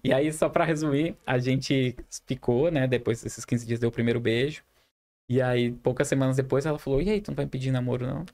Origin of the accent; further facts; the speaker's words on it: Humaitá, Amazonas, Brazil; now in Manaus, Brazil; Eu sou de Humaitá, Amazonas.